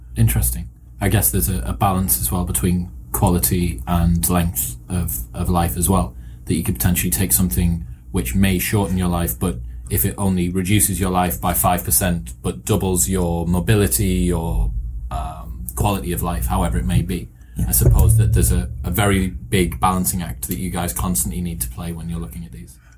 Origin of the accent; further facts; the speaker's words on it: United Kingdom; British, I'm British